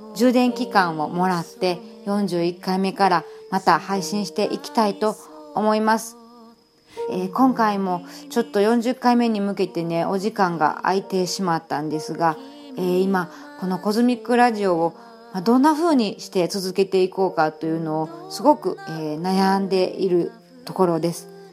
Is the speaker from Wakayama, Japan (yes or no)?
yes; Wakayama, Japan; moved away; 生まれ育った和歌山の辺